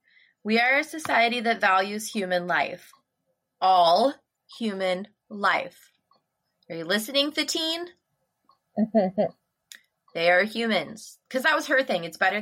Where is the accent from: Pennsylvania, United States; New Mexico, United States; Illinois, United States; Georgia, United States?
Illinois, United States; moved away; also born or lived in Nebraska; I grew up in Illinois, and I didn't know that it wasn't a law in the entire universe until we moved out of Illinois.